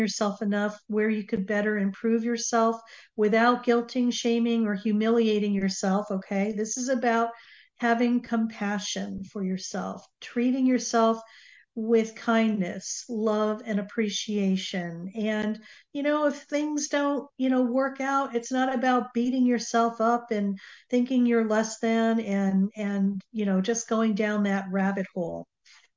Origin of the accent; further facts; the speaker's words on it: Connecticut, United States; now in Southern California, United States; I grew up on the East Coast, and I now currently live in Southern California. So it was really interesting because every time that I would fly back to Connecticut, I would swing by my old early childhood home